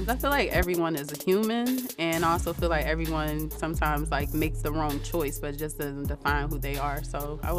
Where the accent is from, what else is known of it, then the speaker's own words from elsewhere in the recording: Pittsburgh, Pennsylvania, United States; I'm from Pittsburgh, Pennsylvania.